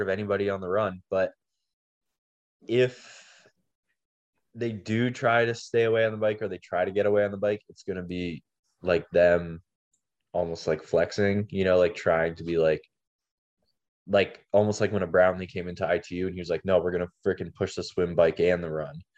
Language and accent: English; Canada; being Canadian